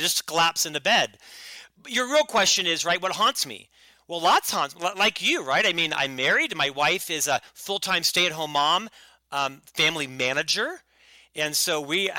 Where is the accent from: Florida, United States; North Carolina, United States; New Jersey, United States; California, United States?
Florida, United States; Orlando; moved away as an adult; also born or lived in Provo, Utah; I was born in Orlando, Florida